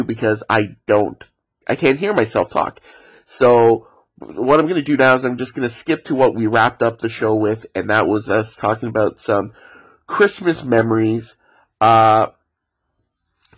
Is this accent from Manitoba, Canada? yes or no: no; Ontario, Canada; Growing up in Ontario